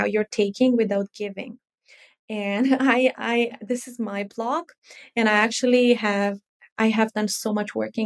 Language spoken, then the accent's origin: English; Romania; I am from Romania.